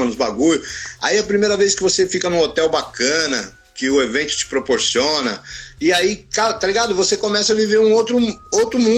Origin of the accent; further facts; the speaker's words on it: São Paulo, Brazil; eu, eu vim da quebrada, eu nasci, nasci e fui criado no Itaim Paulista. É, na minha infância, nos anos 70, eu morava num bairro, né? Eu nasci em 72, então eu cresci uhum. no Itaim Paulista nos anos 70 e 80.